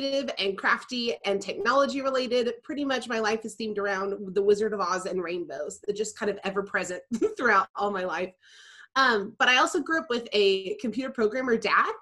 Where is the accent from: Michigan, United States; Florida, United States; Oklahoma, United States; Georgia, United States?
Oklahoma, United States; Tulsa; now in Oklahoma City, United States; I grew up in Tulsa as well